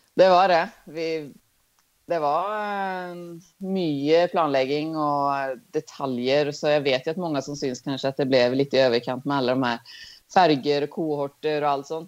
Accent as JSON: {"language": "Swedish", "country": "Sweden", "moved": "yes", "lives_now": "Norway"}